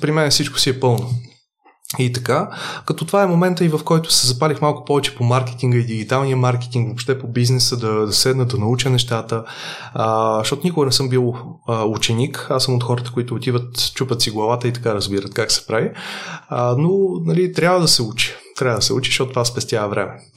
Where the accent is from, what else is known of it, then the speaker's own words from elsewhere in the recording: Varna, Varna Province, Bulgaria; аз идвам от семейство от Варна. А, туризма във Варна е много сериозно застъпен и де-факто всеки е израснал в концепцията